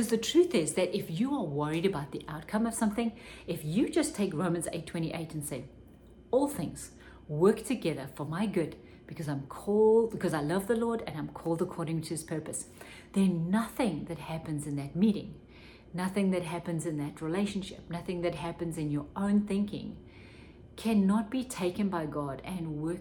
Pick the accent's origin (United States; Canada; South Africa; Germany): South Africa; when I was growing up in South Africa